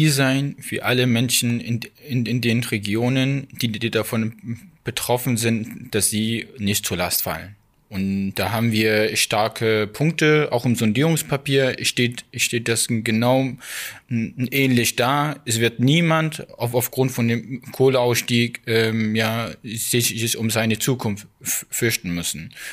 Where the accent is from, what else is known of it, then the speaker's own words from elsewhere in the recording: Saxony, Germany; ich fühle mich in, Ostdeutscher, in, als Ostdeutscher. Ich bin hier aufgewachsen.